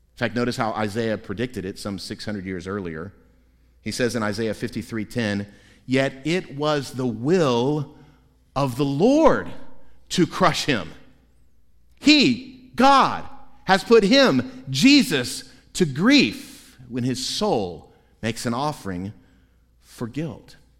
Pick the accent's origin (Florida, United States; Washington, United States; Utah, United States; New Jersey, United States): Florida, United States; Central; When I was three or four years old, growing up in Central Florida